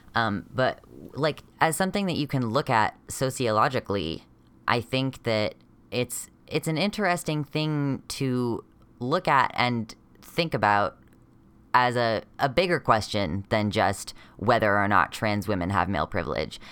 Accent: United States; I'm a transmasculinish person from America

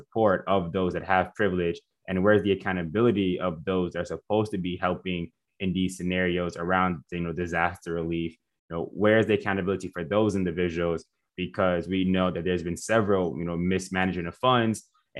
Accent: Miami, Florida, United States; So I'm from Miami and I'm Jamaican. So I grew up seeing, you know, all types of walks of life and all different types of Caribbeans

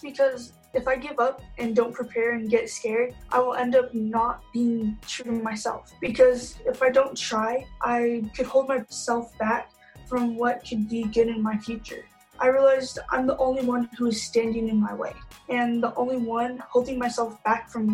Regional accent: Provo, Utah, United States; also born or lived in Ogden, Utah; I was born in Ogden, Utah, but I basically lived in Provo, Utah my whole life

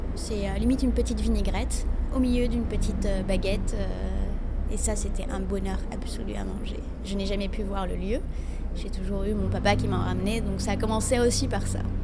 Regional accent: Morocco; now in Paris, France; Chez nous, au Maroc, on n'a pas le droit en tant que femme d'en manger

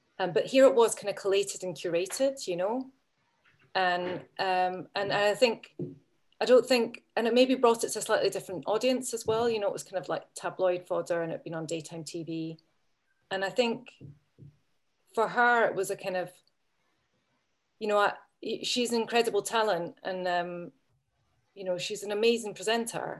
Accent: Edinburgh, Scotland, United Kingdom; I'm from Edinburgh and I'm just a wee bit younger than her

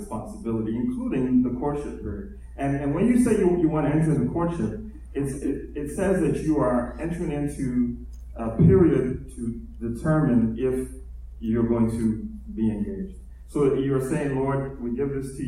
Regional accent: United States; I'm also a Ghanaian and Nigerian man, born in America

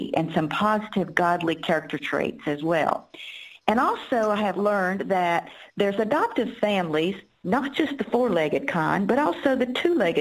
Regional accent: Durham, North Carolina, United States; my hometown in Durham, North Carolina

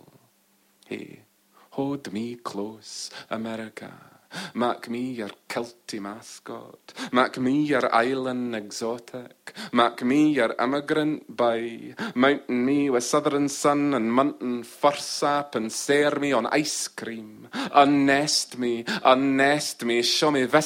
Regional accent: Orkney, Scotland, United Kingdom; In Orkney, I'm English. In England, I'm Scottish. In Scotland, Orcadian.

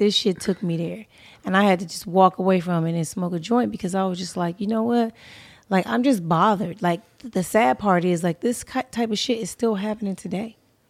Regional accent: California, United States; I know about shit that happened in Oregon, San Francisco, Washington, because I'm from Cali.

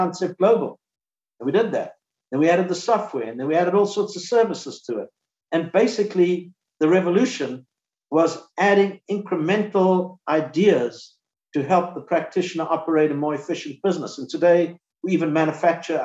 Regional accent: South Africa; now in United States; I grew up in South Africa

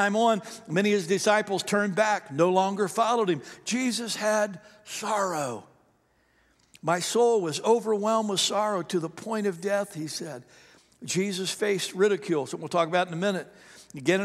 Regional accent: the South, United States; we're from the South here

